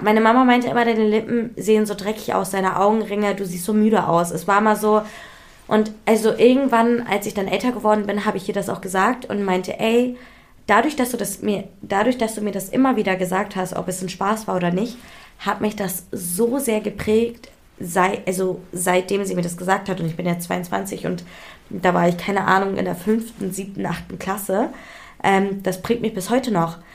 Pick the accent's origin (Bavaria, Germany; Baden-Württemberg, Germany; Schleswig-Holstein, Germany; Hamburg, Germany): Hamburg, Germany; also ich bin in Hamburg ja auch, also aufgewachsen, ich bin in Hamburg geboren.